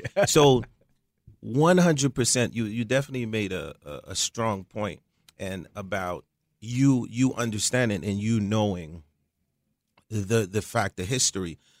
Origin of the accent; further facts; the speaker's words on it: Croix-des-Bouquets, Haiti; moved away; also born or lived in United States; I was born in Haiti in a, a small place called Kwadebuke.